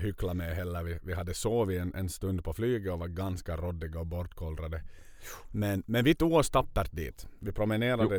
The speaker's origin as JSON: {"language": "Swedish", "town": "Vaasa", "region": "Ostrobothnia", "country": "Finland", "said": "varifrån vi kommer, från Vasa."}